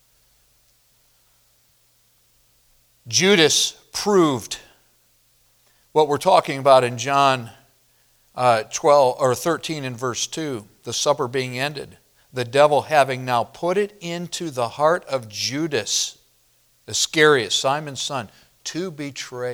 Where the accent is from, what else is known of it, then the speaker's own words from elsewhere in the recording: Midwest, United States; moved away; growing up in the Midwest